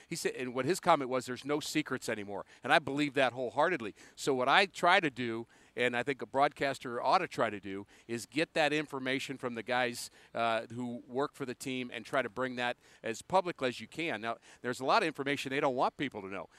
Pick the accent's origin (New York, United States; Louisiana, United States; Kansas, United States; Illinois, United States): New York, United States; moved away; half my family, my extended family, were Cardinal fans and half were Met fans growing up in New York